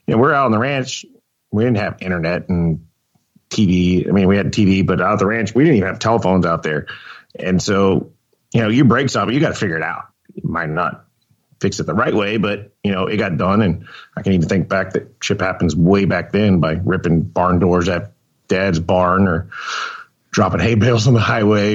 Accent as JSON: {"language": "English", "town": "Plano", "region": "Texas", "country": "United States", "tie": "born or raised there", "also_born_or_lived": "Houston, Texas", "said": "I grew up in Plano during the week."}